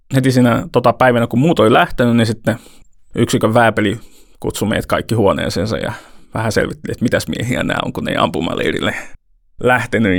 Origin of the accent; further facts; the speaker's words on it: Toivakka, Central Finland, Finland; mä oon mennyt seurakunnan päiväkerhoon Toivakassa, mistä mä oon kotosin